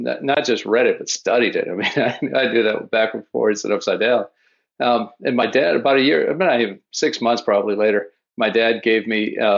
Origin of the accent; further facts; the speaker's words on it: New Orleans, Louisiana, United States; now in Florida, United States; I grew up in New Orleans, but I've been in Florida for 30 years